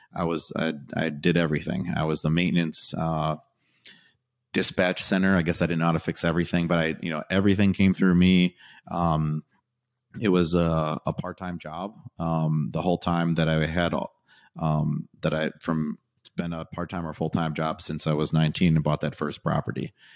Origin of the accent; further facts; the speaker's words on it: Wisconsin, United States; I'm from Wisconsin